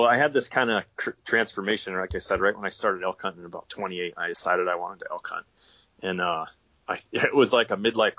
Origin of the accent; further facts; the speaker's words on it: Pennsylvania, United States; moved away as an adult; now in Idaho, United States; I grew up hunting in Pennsylvania, hunting whitetail deer